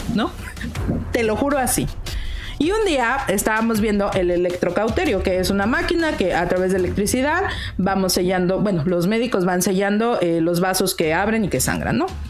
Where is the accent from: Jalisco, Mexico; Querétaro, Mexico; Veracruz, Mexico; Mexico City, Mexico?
Mexico City, Mexico; Ciudad de México